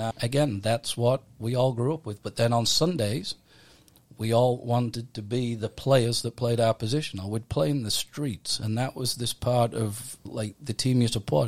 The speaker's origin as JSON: {"language": "English", "town": "Middlesbrough", "region": "North East England", "country": "United Kingdom", "also_born_or_lived": "Leeds", "moved": "yes", "lives_now": "United States", "said": "I'm from Middlesbrough in England"}